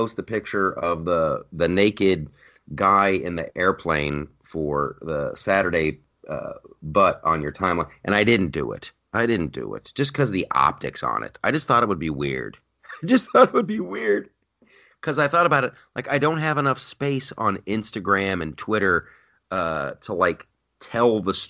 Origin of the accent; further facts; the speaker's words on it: Columbus, Ohio, United States; now in Los Angeles, United States; I grew up in Columbus, Ohio.